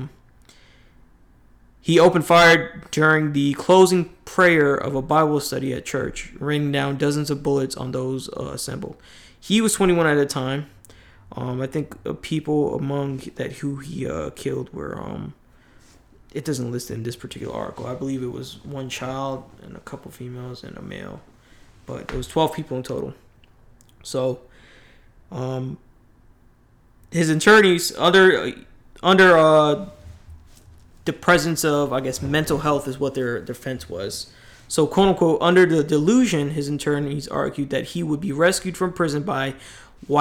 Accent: New York, United States; moved away; me growing up in New York

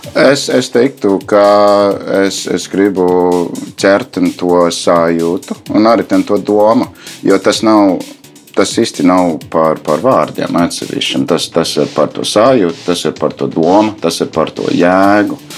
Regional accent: United States; Latvian is a second language; moved away as an adult; also born or lived in Baltic states; now in Latvia; es esmu amerikānis pēc tautības, yeah. uh, dzīvoju diezgan ilgi Baltijas valstīs, bet uh, tā skolas gadi uh, bija pagājuši tur Eh, Amerika.

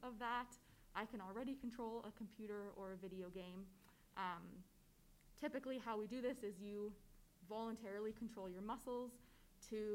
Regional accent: Calgary, Alberta, Canada; So I am born and raised in Calgary. I've lived here my whole life

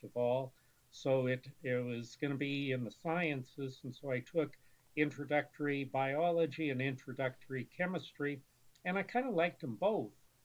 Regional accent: Erie, Pennsylvania, United States; was born and grew up and raised in Erie, Pennsylvania

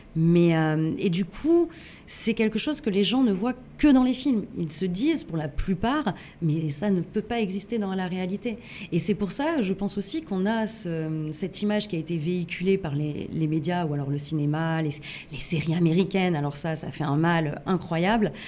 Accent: Grenoble, Auvergne-Rhône-Alpes, France; je, je viens de Grenoble

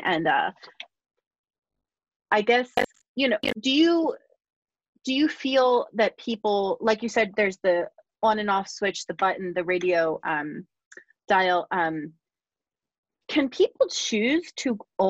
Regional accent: Bucks County, Pennsylvania, United States; also born or lived in Philadelphia; I grew up in Bucks County

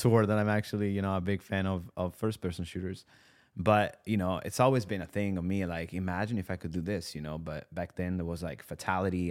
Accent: Italy; English is a second language; moved away as an adult; also born or lived in New York, United States; now in Los Angeles, United States; I was born in Italy. You know, I spent the majority of my life in Italy. I moved to the U S when I was twenty-two

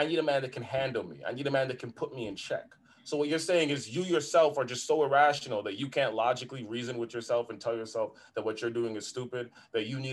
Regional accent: Toronto, Ontario, Canada; We've seen that growing up in Toronto

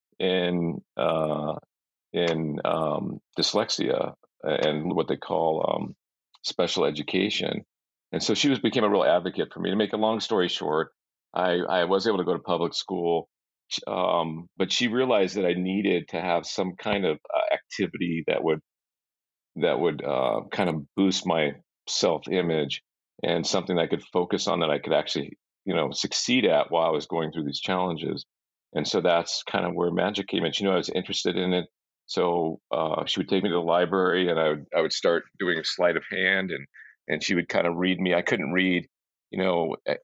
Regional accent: Bay Area of California, United States; I grew up actually in the Bay Area of California

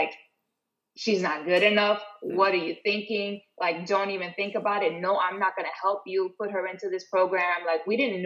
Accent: New York City, New York, United States; also born or lived in Maryland; I grew up in the South Bronx, you know, single mom

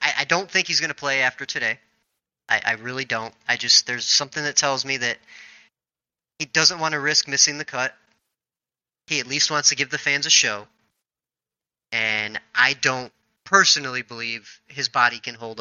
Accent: Illinois, United States; I'm from Illinois, so I did grow up a Bulls fan

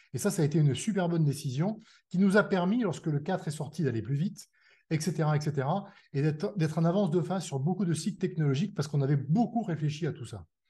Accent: France; on est des Français

